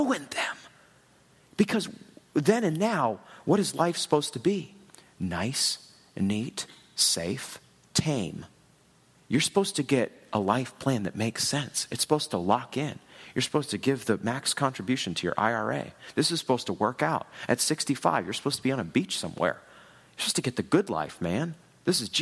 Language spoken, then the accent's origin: English; New England, United States; moved away as an adult; also born or lived in Washington, D.C. / Chicago / Louisville, Kentucky; now in Kansas City, United States; I grew up in New England.